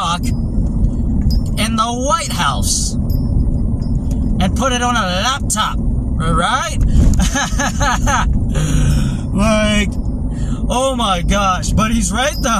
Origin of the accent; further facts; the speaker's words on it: United States; I was born in America